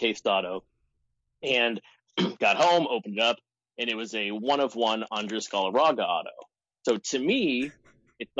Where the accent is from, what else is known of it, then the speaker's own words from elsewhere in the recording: Texas, United States; now in Seattle, United States; I'm from Texas